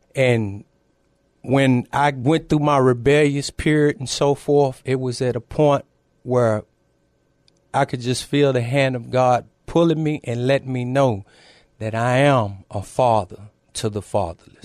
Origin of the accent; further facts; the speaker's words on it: Temple, Texas, United States; now in San Antonio, United States; I'm originally from a small town, uh, north of here, Temple, Texas.